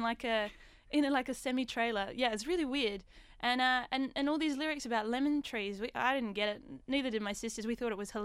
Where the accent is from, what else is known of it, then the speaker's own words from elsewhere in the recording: Tumbarumba, New South Wales, Australia; I grew up in a place called Tumbarumba. And that is a very small town in between Sydney and Melbourne